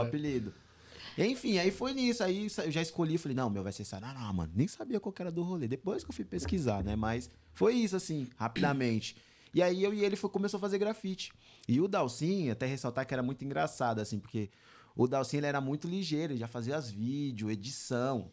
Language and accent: Portuguese; São Bernardo do Campo, São Paulo, Brazil; eu nasci em São Bernardo